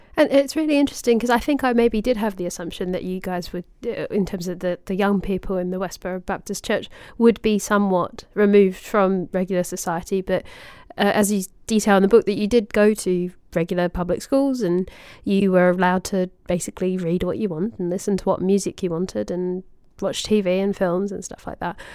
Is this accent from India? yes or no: no; Australia; little kid in Australia